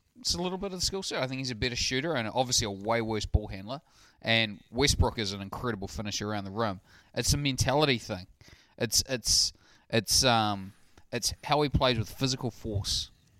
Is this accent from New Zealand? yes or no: yes; New Zealand; I'm a New Zealander.